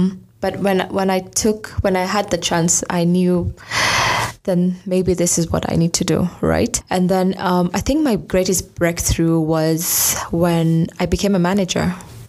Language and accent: English; Garbatula, Isiolo County, Kenya